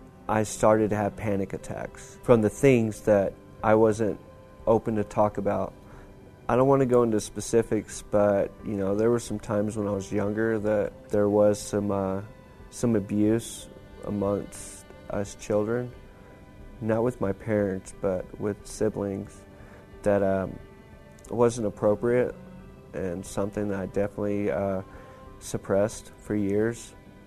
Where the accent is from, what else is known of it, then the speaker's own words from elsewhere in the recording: Lubbock, Texas, United States; I am 39 years old. I'm from Lubbock, Texas.